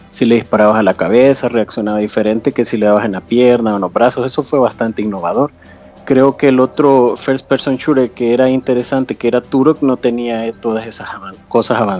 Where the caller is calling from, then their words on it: El Salvador; Eh, del Salvador.